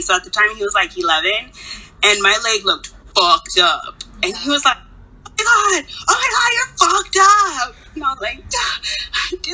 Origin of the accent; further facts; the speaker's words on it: Mexico City, Mexico; moved away; I was born in Mexico.